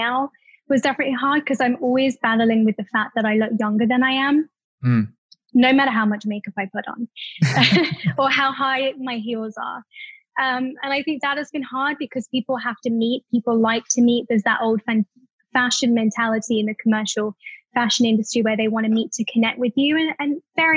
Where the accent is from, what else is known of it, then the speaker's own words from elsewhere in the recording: Staffordshire, West Midlands, United Kingdom; moved away as an adult; also born or lived in London; being British